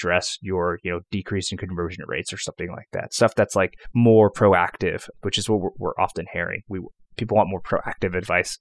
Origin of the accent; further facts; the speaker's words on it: New York, United States; also born or lived in Atlanta / Boston; now in Richmond, United States; I grew up in New York